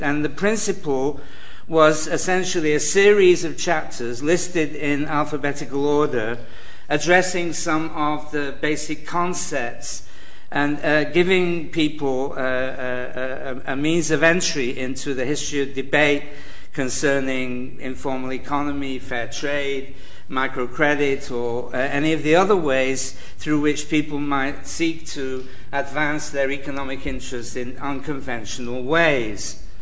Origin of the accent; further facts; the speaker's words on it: Manchester, North West England, United Kingdom; I'm from Manchester, where we know the price of everything and the value of nothing